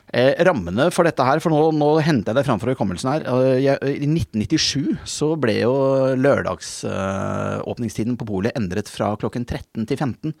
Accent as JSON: {"language": "Norwegian", "town": "Bærum", "region": "Akershus", "country": "Norway", "said": "jeg kommer fra Bærum, ikke sant, så jeg var en sånn liberal tulling fra Bærum"}